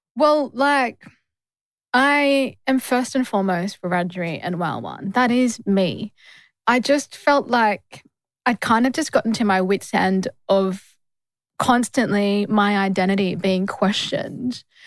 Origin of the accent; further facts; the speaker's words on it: Australia; I'm from Australia